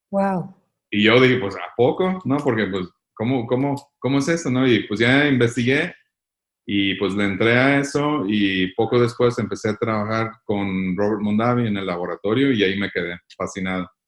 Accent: Michoacán, Mexico; Eh, de Michoacán.

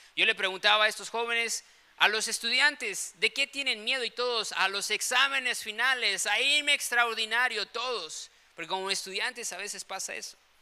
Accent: Chiapas, Mexico; also born or lived in Guadalajara, Jalisco; cuando tenía seis años, pues nos movimos aquí a Chiapas

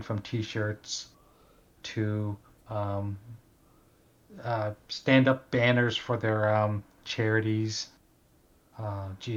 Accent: Canada; there's a radio station here in my hometown called Q104. And they have won numerous awards, like Canadian broadcasting awards

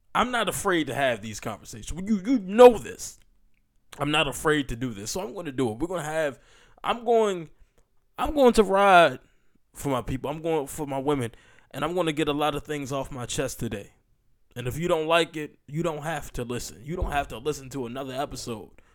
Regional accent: United States; as an American

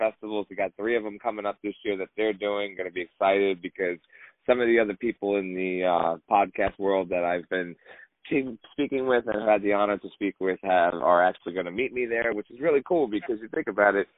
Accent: West Coast, United States; now in New York, United States; I'm from the West Coast. I live in New York.

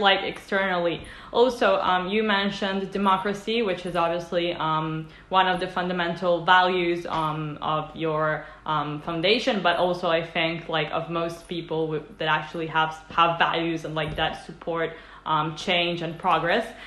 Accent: Italy; i come from italy

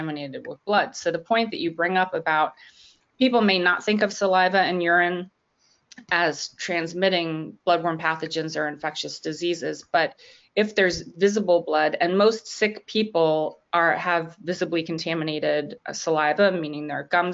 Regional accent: Long Island, New York, United States; moved away; also born or lived in Washington, D.C.; I grew up on Long Island

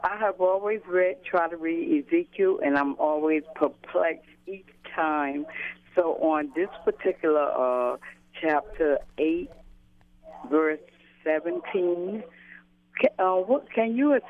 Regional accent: New York City, New York, United States; I'm from Brooklyn, New York.

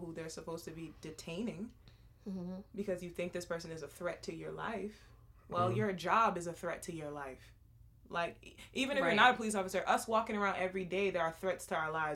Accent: Massachusetts, United States; we reside in Massachusetts and we're from Massachusetts

